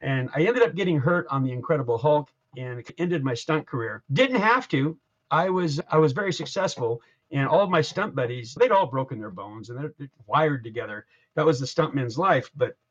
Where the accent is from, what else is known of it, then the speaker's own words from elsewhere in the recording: Los Angeles, California, United States; I grew up in Hollywood